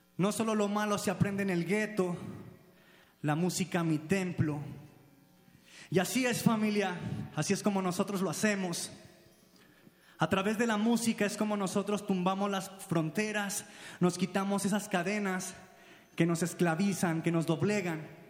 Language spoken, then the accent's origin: Spanish; Mexico; como mexicanos